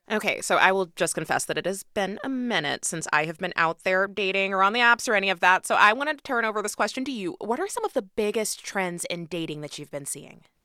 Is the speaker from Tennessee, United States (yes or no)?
no; Kansas City, Missouri, United States; now in Washington, United States; Kansas City is my hometown